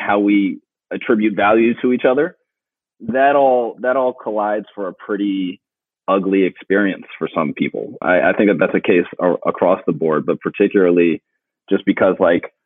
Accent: Philadelphia, Pennsylvania, United States; I grew up in Philly

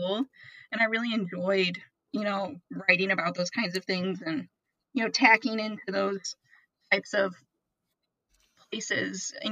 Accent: South Haven, Michigan, United States; I'm from South Haven, Michigan

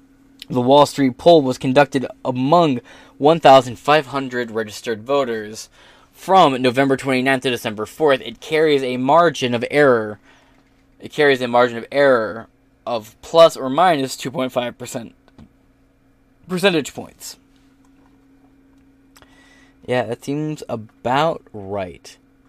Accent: United States; As an American

